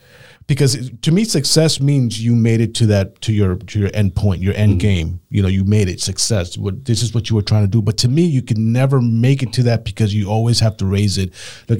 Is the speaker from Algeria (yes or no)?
no; Puerto Rico; moved away; Me coming from, I come from Puerto Rico, where it's considered an area in Puerto Rico was considered the slum area of Puerto Rico.